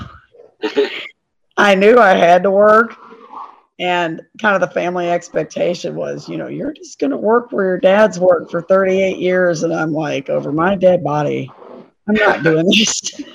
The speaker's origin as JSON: {"language": "English", "town": "Maysville", "region": "Kentucky", "country": "United States", "tie": "born or raised there", "said": "my hometown of Maysville, Kentucky"}